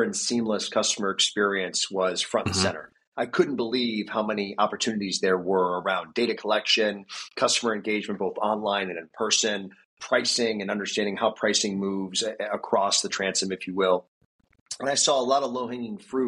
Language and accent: English; New Jersey, United States; also born or lived in Greater Philadelphia; now in Philadelphia, United States; I'm in this area of Greater Philadelphia, but I'm from New Jersey